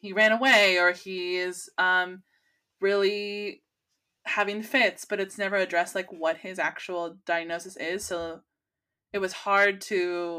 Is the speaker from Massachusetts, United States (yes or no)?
no; California, United States; as a Californian, because pot is legal here in California.